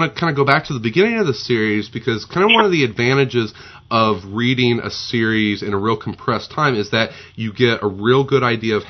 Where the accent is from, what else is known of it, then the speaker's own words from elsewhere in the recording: Southern Illinois, United States; growing up in Southern Illinois